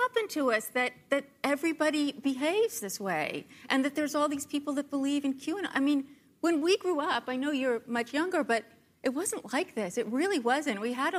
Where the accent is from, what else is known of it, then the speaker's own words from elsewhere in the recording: Berkeley, California, United States; I grew up in Berkeley.